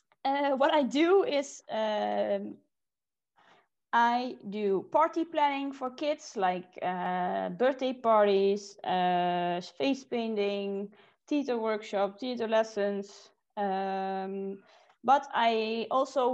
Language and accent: English; Netherlands; moved away as an adult; now in Switzerland; I'm from the Netherlands.